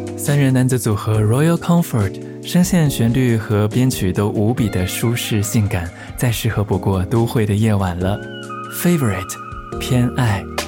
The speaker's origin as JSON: {"language": "Chinese", "town": "Xi'an", "region": "Shaanxi", "country": "China", "tie": "born or raised there", "said": "我的故乡西安"}